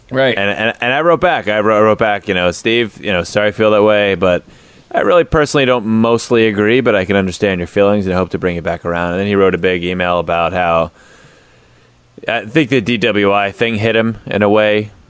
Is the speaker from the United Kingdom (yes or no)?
no; Australia; I'm from Australia, so I've heard nothing terrible.